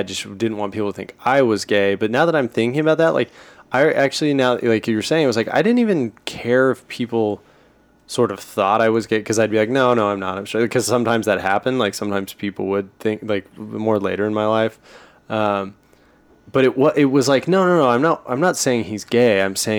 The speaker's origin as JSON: {"language": "English", "town": "Oklahoma City", "region": "Oklahoma", "country": "United States", "tie": "born or raised there", "moved": "yes", "said": "I grew up in Oklahoma City."}